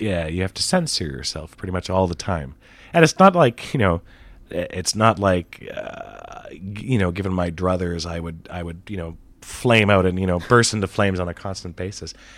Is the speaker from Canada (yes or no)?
yes; Canada; I'm from Canada